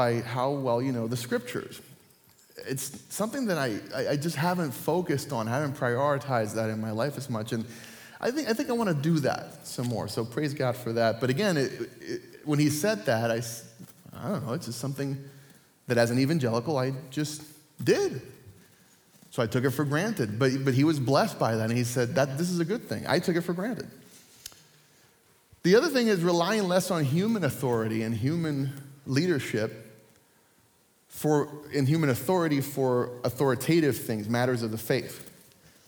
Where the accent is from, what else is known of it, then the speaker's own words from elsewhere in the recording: Puerto Rico; moved away; I grew up in Puerto Rico